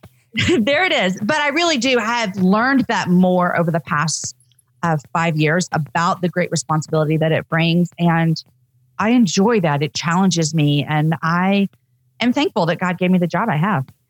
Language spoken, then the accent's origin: English; Texas, United States; also born or lived in Austin, Texas; I'm a Texan